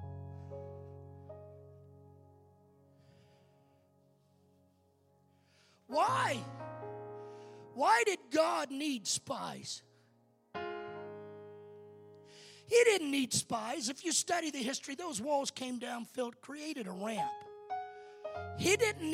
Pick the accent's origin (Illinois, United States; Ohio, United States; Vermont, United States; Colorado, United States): Colorado, United States; I come from Colorado